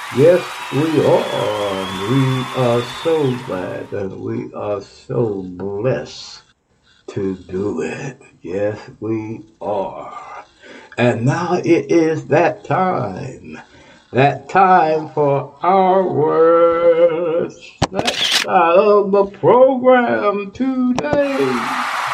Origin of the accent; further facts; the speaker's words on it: Texas, United States; moved away; I'm from Texas